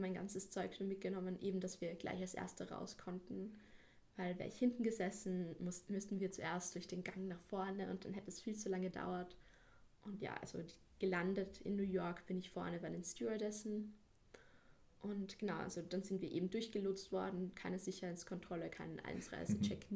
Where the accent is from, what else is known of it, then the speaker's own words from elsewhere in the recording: Salzburg, Austria; ich bin aus Salzburg, ich bin 17 Jahre alt